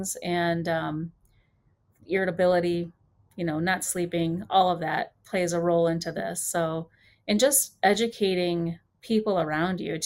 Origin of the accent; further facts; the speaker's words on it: Highland, Indiana, United States; Highland, Indiana, which is my hometown